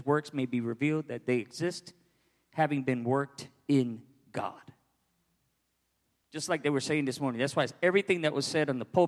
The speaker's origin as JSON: {"language": "English", "town": "New York City", "region": "New York", "country": "United States", "tie": "born or raised there", "moved": "yes", "said": "Born and raised in New York"}